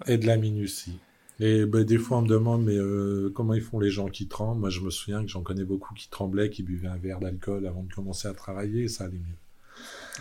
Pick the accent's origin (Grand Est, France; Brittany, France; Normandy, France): Brittany, France; moved away as an adult; also born or lived in Vallée de Joux, Switzerland / Geneva, Switzerland; je suis rentré en Bretagne, retrouvé le sable et la mer et les copains.